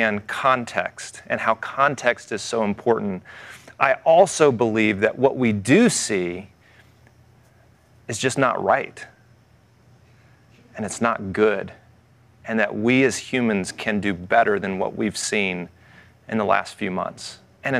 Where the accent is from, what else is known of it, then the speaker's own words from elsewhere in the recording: the South, United States; I grew up in the South